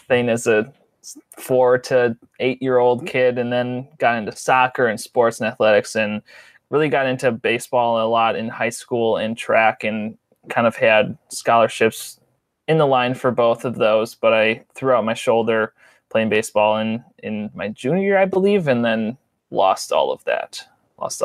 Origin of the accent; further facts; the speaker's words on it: Port Washington, Wisconsin, United States; I was born and lived in my whole life and currently live about 25 miles north of the city of Milwaukee in a town called Port Washington. Grew up there my whole life